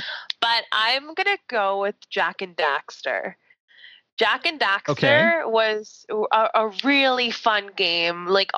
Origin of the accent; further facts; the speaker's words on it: Canada; because I'm Canadian.